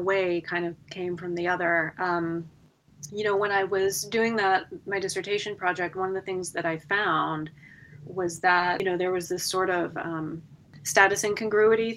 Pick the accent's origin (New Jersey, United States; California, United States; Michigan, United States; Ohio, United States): Ohio, United States; Westerville; I went to Westerville South High School in Westerville, Ohio.